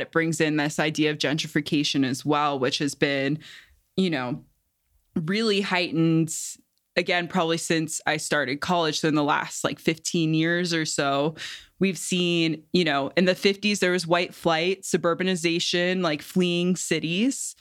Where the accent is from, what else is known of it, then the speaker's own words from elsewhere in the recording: Cincinnati, Ohio, United States; also born or lived in Bay Area; now in New Mexico, United States; I'm from Cincinnati originally